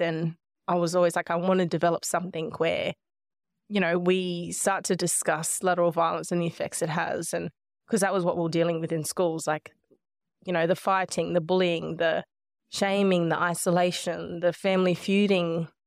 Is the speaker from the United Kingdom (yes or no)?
no; Nhulunbuy, Northern Territory, Australia; also born or lived in Melbourne, Australia; now in Gold Coast, Australia; growing up in Nullumbuy, though, have always felt like that lands my home